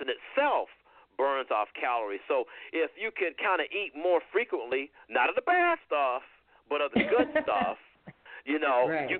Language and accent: English; the South, Georgia, United States; I grew up in the South and I grew up on sweet tea